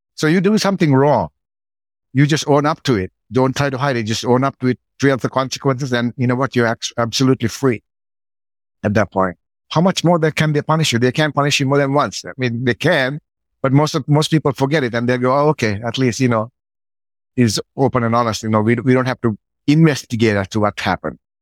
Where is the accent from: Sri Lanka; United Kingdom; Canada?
Sri Lanka; moved away; I grew up in Sri Lanka, pretty poor with my grandma